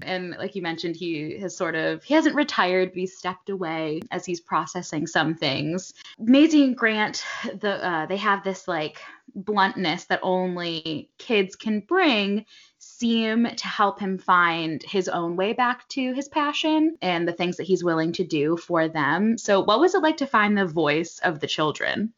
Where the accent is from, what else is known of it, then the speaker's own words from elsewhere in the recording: Westport, Connecticut, United States; I'm actually from Connecticut. I grew up in Westport, Connecticut